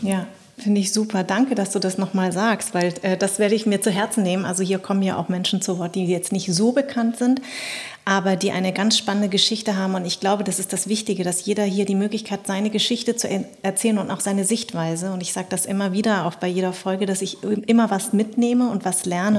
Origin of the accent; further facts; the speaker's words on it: Darmstadt, Hesse, Germany; ich sag aus Darmstadt